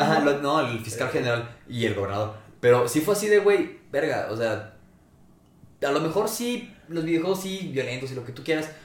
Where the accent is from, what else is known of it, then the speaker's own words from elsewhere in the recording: Mexico; somos mexicanos